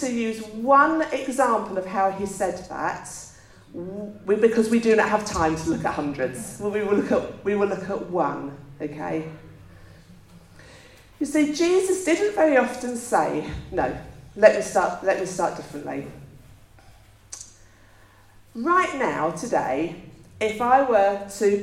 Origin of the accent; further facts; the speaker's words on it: England, United Kingdom; we're English